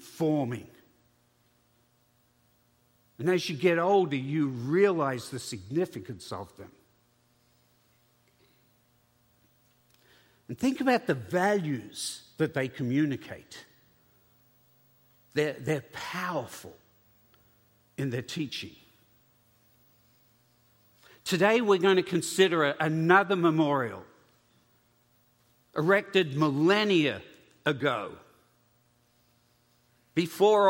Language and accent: English; Australia; As an Australian